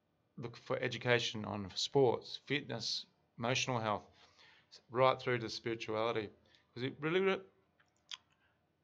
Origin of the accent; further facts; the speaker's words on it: Australia; me, as an Australian male